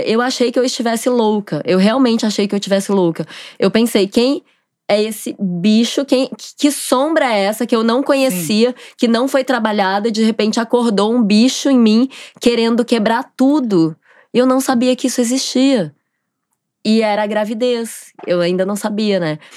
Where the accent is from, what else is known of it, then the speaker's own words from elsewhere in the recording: Goiânia, Goiás, Brazil; moved away as an adult; now in Rio de Janeiro, Brazil; eu sou de Goiânia